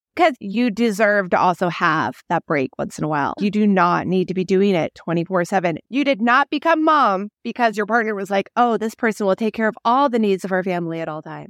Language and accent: English; Midwest, United States; now in Phoenix, United States; When I grew up in the Midwest, you go to the school that you're in, that area, that's it.